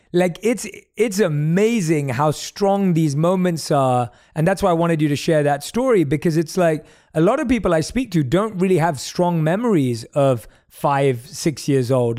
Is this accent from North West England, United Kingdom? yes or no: no; London, United Kingdom; now in Los Angeles, United States; As a South Asian growing up in London